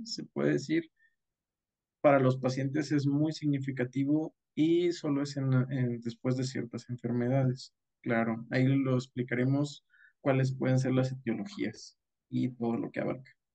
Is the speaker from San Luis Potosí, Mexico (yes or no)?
yes; Rioverde, San Luis Potosí, Mexico; moved away as an adult; also born or lived in Mexico City; soy del municipio de Río Verde, San Luis Potosí